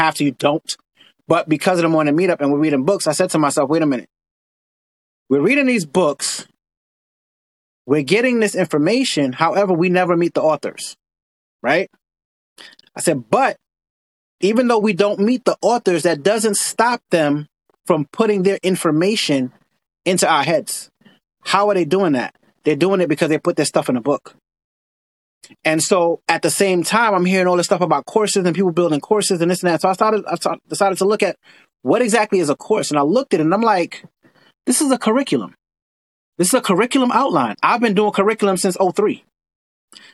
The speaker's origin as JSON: {"language": "English", "town": "New York City", "region": "New York", "country": "United States", "tie": "born or raised there", "said": "I live here in New York. I grew up in Brooklyn in Coney Island"}